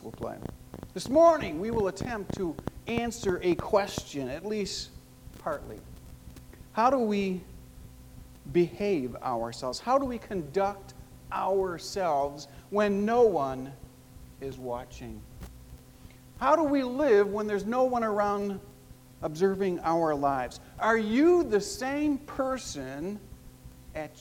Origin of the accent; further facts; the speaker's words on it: Chicago, Illinois, United States; I grew up in Chicago as one of four boys living in a blue-collar neighborhood